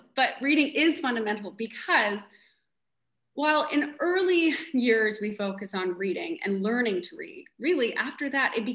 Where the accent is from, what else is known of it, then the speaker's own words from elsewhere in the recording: Canada; moved away as an adult; also born or lived in Missouri; now in Bainbridge Island, United States; I'm Canadian